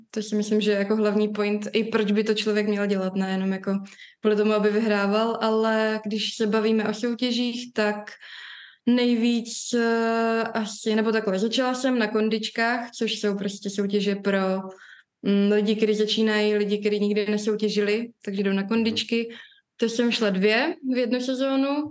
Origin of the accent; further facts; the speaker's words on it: Prague, Czechia; jsem rozená Pražečka